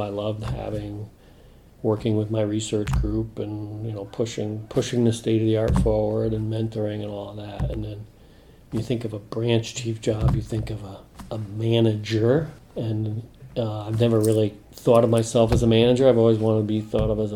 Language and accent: English; New England, United States; I grew up in New England